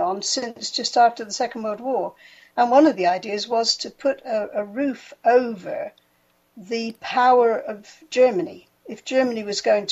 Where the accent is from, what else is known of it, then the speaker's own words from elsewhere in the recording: United Kingdom; moved away as an adult; now in Sweden; I'm a Brit.